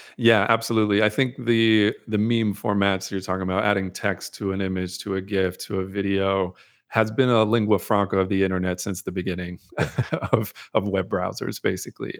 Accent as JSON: {"language": "English", "town": "Amherst", "region": "Massachusetts", "country": "United States", "tie": "born or raised there", "also_born_or_lived": "North Carolina / Brooklyn, New York", "moved": "as an adult", "said": "I was born in North Carolina, grew up in the Northeast, Massachusetts"}